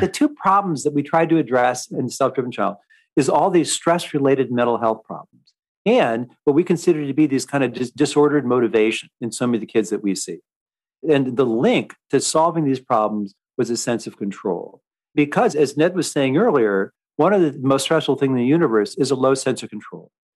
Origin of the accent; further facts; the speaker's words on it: Seattle, Washington, United States; I grew up in Seattle